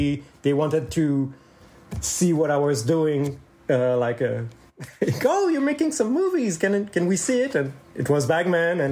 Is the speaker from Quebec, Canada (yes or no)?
yes; Laval, Quebec, Canada; moved away; also born or lived in Saint-Eustache, Quebec; I'm from Laval